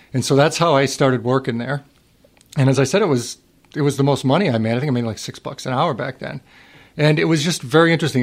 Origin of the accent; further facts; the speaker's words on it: Worcester, Massachusetts, United States; I grew up in Worcester, Mass. My mom still lives there